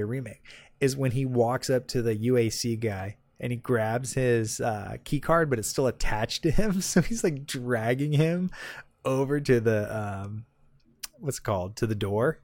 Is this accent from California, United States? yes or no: yes; Southern California, United States; I'm from Southern California. I went to Disneyland all the time.